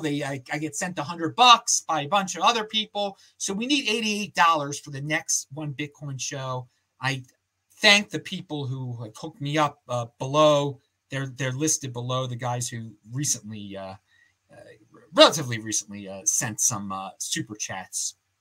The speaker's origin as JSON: {"language": "English", "town": "Baltimore", "region": "Maryland", "country": "United States", "tie": "born or raised there", "moved": "as an adult", "lives_now": "Salt Lake City, United States", "said": "where we grew up in Baltimore or Washington, D.C. area"}